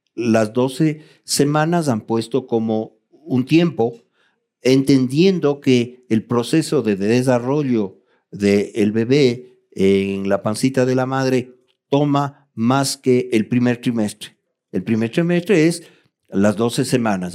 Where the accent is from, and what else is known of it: Ecuador